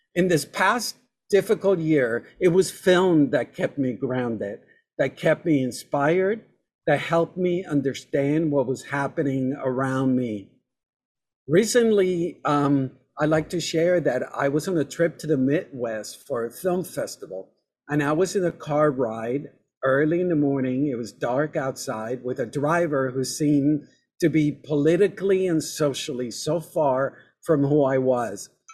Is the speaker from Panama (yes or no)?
yes; Panama; moved away; I, I, was born and raised in Panama